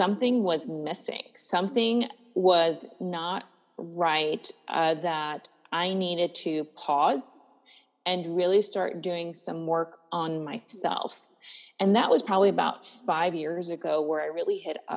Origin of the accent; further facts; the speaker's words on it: East Coast, United States; now in Apple Valley, United States; I am originally from the East Coast